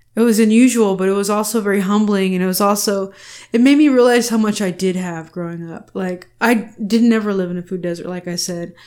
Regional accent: Texas, United States; are you from Texas? I was like, yeah. I was like, I'm Chicana

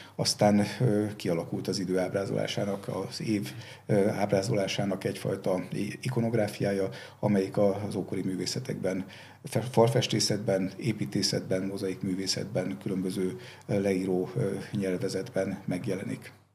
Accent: Szombathely, Vas, Hungary; én szombathelyen születtem, és szombathelyen nagyon sok római kori emlék van, és ezek nagyon kicsi koromban megragadták a fantáziámat

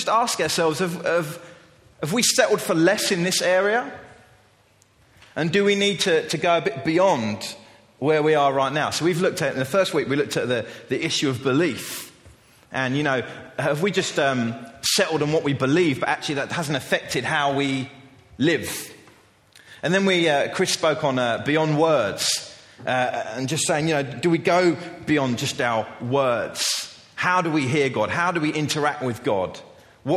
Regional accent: England, United Kingdom; As an English culture

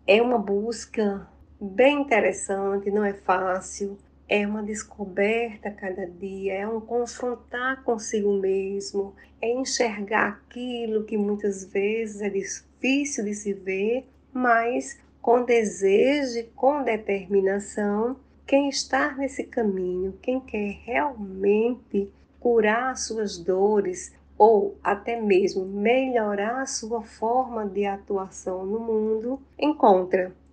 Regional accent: Paraíba, Brazil; also born or lived in Recife; now in Campina Grande, Brazil; Eu sou paraibana, mas trabalhei muitos anos em Recife

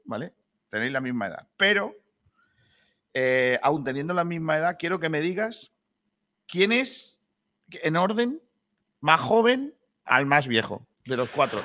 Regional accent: Rincón de la Victoria, Andalusia, Spain; la cueva del tesoro de Rincón de la Victoria. Ojo, cuidado, que así es mi pueblo

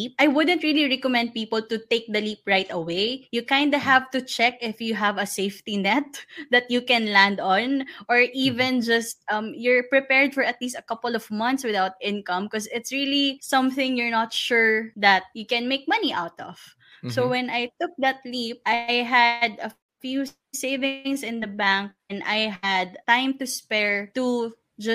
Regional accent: Parañaque, Metro Manila, Philippines; I'm from Paranaque.

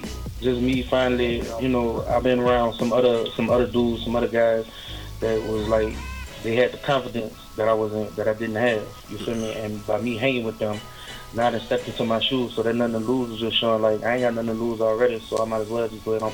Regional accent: New Orleans, Louisiana, United States; now in Alabama, United States; I'm from New Orleans.

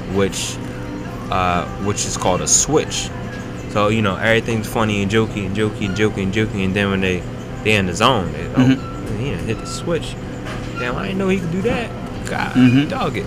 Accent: Philadelphia, Pennsylvania, United States; I'm still from North Philly

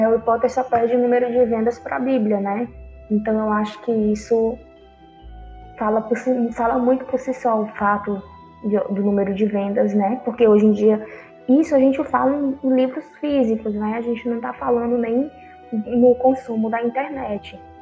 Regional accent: Brazil; eu sou brasileira

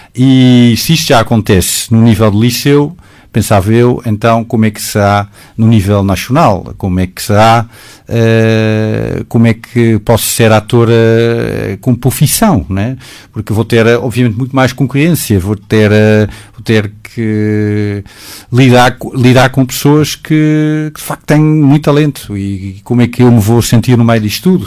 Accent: Netherlands; Portuguese is a second language; moved away as an adult; now in Portugal; eu, sendo holandês

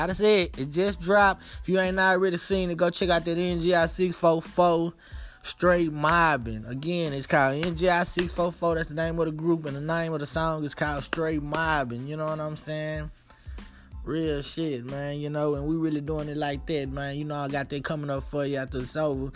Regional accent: Dallas, Texas, United States; I'm from Dallas, Texas. I'm from Oak Cliff

